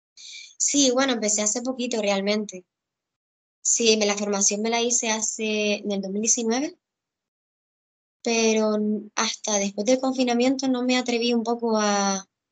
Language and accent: Spanish; Gran Canaria, Canary Islands, Spain; also born or lived in Tenerife; yo soy de Gran Canaria